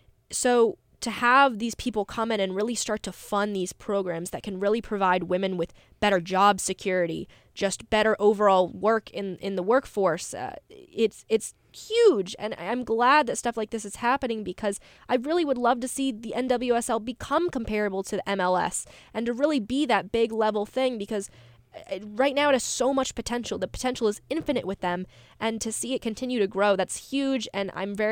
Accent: North Carolina, United States; I'm also going to be a little cowgirl because I am from North Carolina.

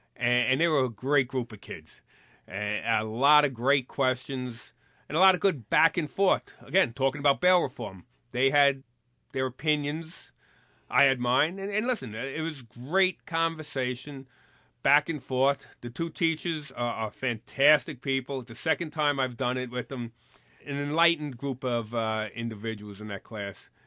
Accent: New York City, New York, United States; I grew up here in the Bronx, and this is where I patrolled

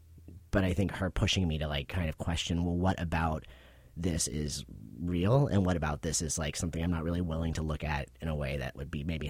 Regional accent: Pittsburgh, Pennsylvania, United States; In Pittsburgh, Pennsylvania.

